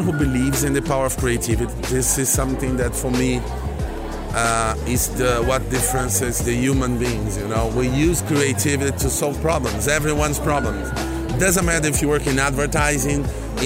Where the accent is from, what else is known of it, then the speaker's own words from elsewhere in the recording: Brazil; moved away as an adult; now in Miami, United States; I came from Brazil. I've been working in Brazil. We launched in Miami 10 years ago